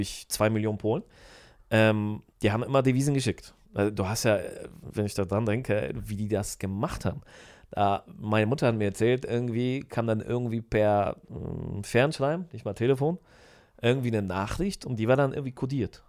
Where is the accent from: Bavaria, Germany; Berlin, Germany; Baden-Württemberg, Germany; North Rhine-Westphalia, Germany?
North Rhine-Westphalia, Germany; Düsseldorf; accent: Rhenish; moved away as an adult; also born or lived in Poland; now in Poznań, Poland; Ich komme aus Düsseldorf eigentlich